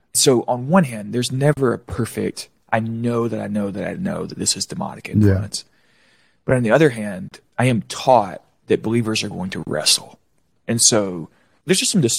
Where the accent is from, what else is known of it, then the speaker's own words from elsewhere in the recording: Florida, United States; I grew up in Florida. We swam nonstop.